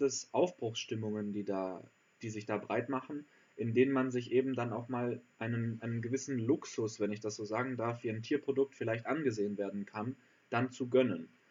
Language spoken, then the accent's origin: German; Allgäu, Bavaria, Germany; da wo ich herkomme im Allgäu